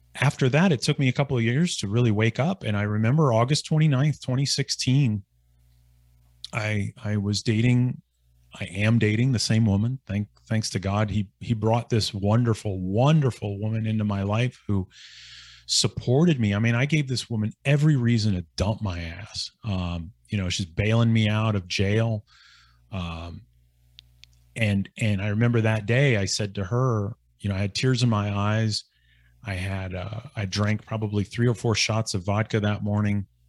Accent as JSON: {"language": "English", "region": "Northeastern Ohio", "country": "United States", "tie": "born or raised there", "moved": "yes", "said": "my hometown"}